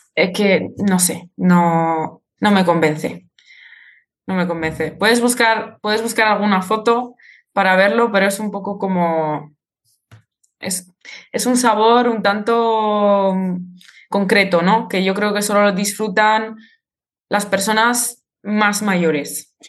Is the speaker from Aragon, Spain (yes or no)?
yes; Zaragoza, Aragon, Spain; moved away as an adult; now in Prague, Czech Republic; vengo de Zaragoza, de Aragón. Y ahora mismo vivo en Praga